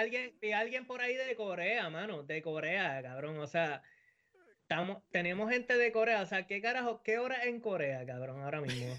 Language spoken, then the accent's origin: Spanish; Puerto Rico; now in United States; yo soy el único puertorriqueño que alguien puede conocer